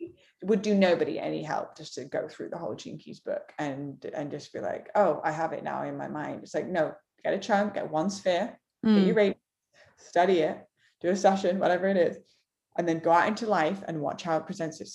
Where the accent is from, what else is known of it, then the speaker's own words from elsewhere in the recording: Manchester, North West England, United Kingdom; Born and raised in Manchester, England